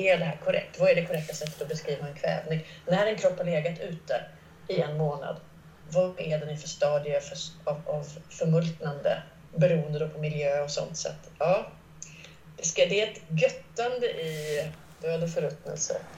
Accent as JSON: {"language": "Swedish", "town": "Gothenburg", "region": "Västra Götaland", "country": "Sweden", "tie": "born or raised there", "also_born_or_lived": "Askim / Stockholm", "moved": "yes", "said": "Jag växte upp utanför Göteborg i de sydvästra förorterna"}